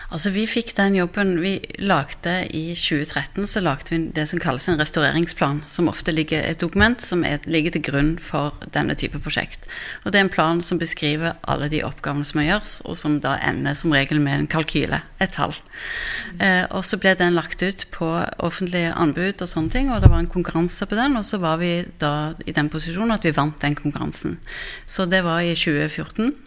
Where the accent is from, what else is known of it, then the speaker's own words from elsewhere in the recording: Stavanger, Rogaland, Norway; selv er jeg fra Stavanger, så jeg har jo vokst opp med Domkirken